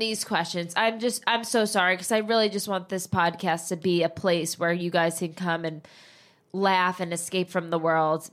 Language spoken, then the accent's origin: English; New Jersey, United States; moved away as an adult; I'm literally from New Jersey.